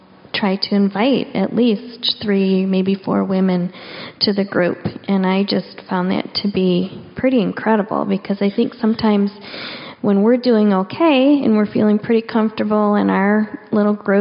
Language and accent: English; Michigan, United States; moved away as an adult; now in Seattle, United States; I moved to Seattle from Michigan about 7 years ago, and I had lived in Michigan my whole entire life. 45 years